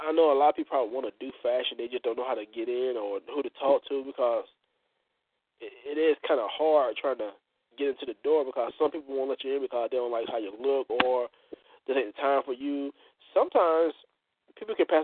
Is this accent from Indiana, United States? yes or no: no; Florida, United States; moved away as an adult; now in Georgia, United States; I'm originally from Florida State, born and raised